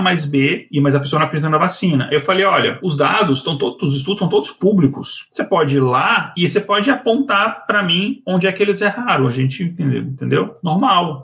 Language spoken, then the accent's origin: Portuguese; Minas Gerais, Brazil; eu, como mineiro